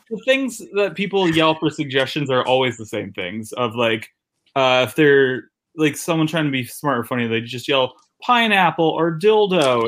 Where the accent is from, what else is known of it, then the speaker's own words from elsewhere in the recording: New Haven, Connecticut, United States; moved away as an adult; also born or lived in New York; in Connecticut, I'm from New Haven, Connecticut